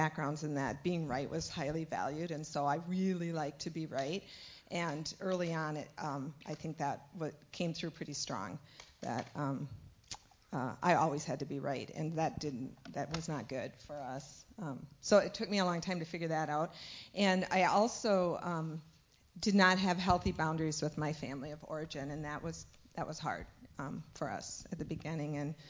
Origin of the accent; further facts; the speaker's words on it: Rochester, United States; Rochester is my hometown